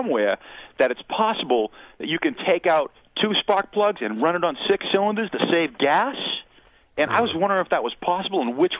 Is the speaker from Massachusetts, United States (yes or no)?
yes; Cambridge, Massachusetts, United States; moved away; I'm from Cambridge, Massachusetts.